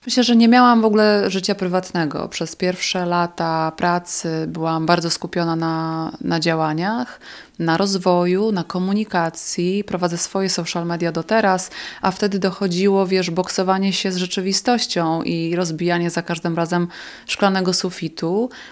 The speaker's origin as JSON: {"language": "Polish", "region": "south-eastern Poland", "country": "Poland", "said": "w południowo-wschodniej Polsce, skąd pochodzę"}